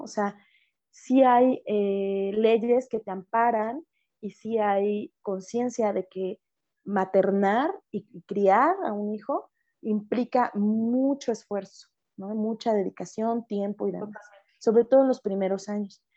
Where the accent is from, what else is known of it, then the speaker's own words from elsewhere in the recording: Mexico; yo soy mexicana